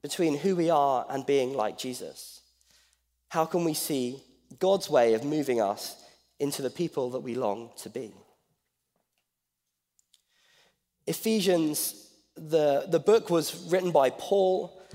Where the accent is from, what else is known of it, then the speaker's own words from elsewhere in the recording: England, United Kingdom; moved away as an adult; now in Pasadena, United States; I'm from England. I'm not from Australia